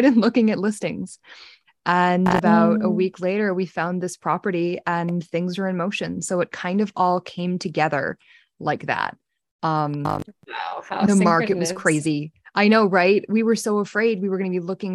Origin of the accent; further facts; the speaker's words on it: New Jersey, United States; moved away as an adult; also born or lived in New York; now in Pennsylvania, United States; I grew up not very, very far away. I grew up in New Jersey